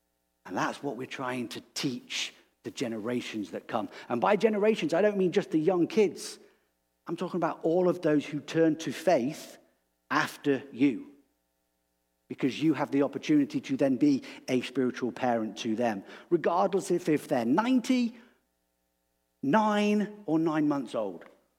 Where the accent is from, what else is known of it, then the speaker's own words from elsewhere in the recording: England, United Kingdom; And I said, well, I'm from England.